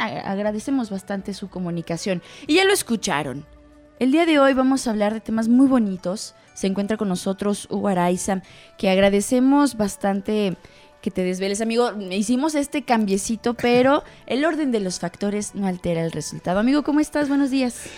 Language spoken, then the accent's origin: Spanish; Mexico; dentro de nuestra cultura eh, como mexicanos